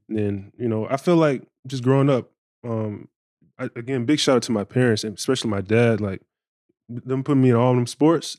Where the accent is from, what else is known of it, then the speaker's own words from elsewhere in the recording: Bartow, Florida, United States; where I'm from, I'm from Central Florida